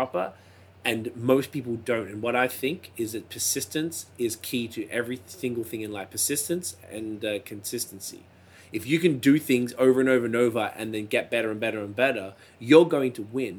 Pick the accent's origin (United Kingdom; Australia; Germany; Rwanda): Australia; now in Ontario, Canada; my whole life in Australia